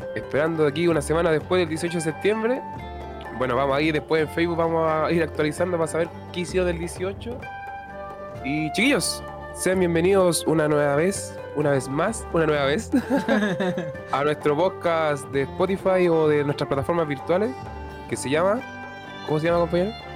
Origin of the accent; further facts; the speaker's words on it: Valparaíso, Chile; yo soy de Valparaíso, Cerro Merced